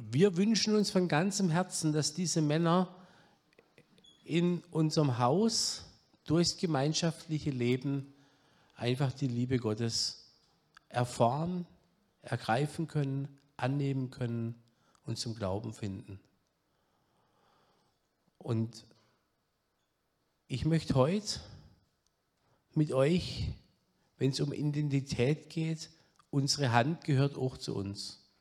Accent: Öschelbronn, Baden-Württemberg, Germany; Ich komme hier von der Gegend. Ich bin geboren in Öschelbronn

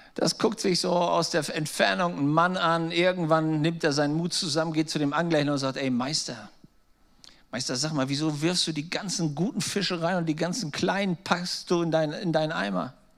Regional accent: Germany; als Deutsche

